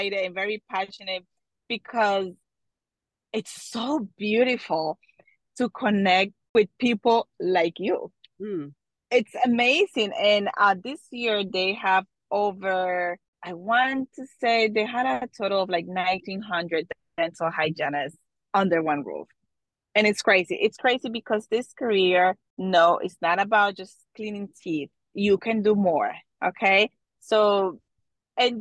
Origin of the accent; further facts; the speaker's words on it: Colombia; now in New Jersey, United States; I was born and raised in Colombia